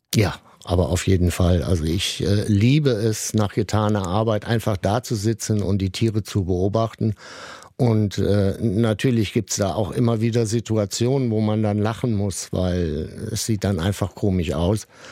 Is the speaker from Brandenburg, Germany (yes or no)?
no; Sankt Augustin, North Rhine-Westphalia, Germany; bin in der Nähe von Bonn aufgewachsen und in St. Augustin